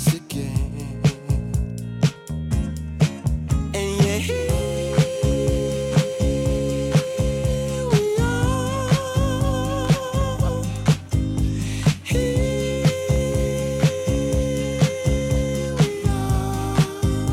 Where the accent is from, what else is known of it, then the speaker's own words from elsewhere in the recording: New York City, New York, United States; I'm from Brooklyn.